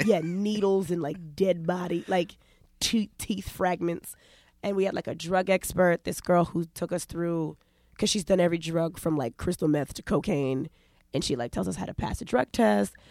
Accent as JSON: {"language": "English", "region": "New York", "country": "United States", "also_born_or_lived": "Los Angeles", "said": "I'm from New York"}